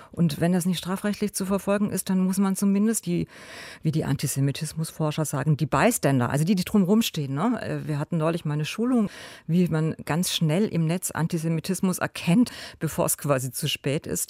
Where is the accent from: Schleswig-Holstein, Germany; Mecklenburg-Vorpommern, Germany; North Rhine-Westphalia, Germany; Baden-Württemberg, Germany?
North Rhine-Westphalia, Germany; Cologne; bei uns in Köln